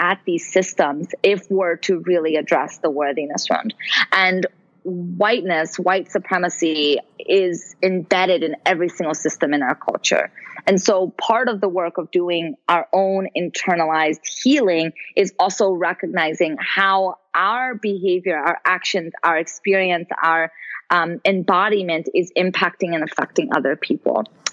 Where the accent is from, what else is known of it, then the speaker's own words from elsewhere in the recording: Brazil; now in United States; I'm an immigrant also. I'm from Brazil.